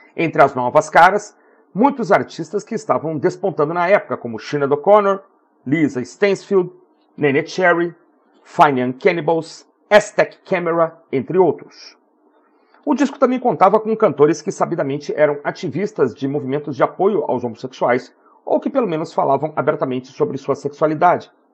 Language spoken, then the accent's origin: Portuguese; Porto Alegre, Rio Grande do Sul, Brazil; a minha terra natal, Porto Alegre